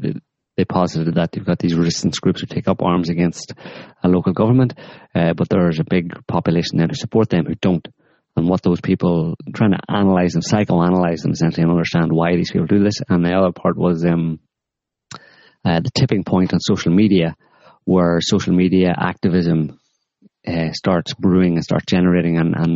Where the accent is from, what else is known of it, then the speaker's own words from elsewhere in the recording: United States; Not back home. No Twitter campaigns, please. We're American.